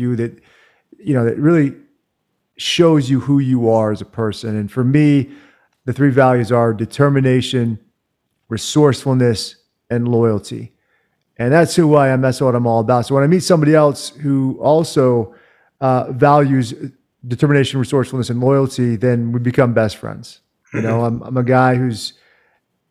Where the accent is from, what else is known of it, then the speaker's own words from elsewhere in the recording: Virginia, United States; moved away as an adult; also born or lived in Washington, D.C.; now in Salt Lake City, United States; I grew up in Virginia. I'm a Virginia guy.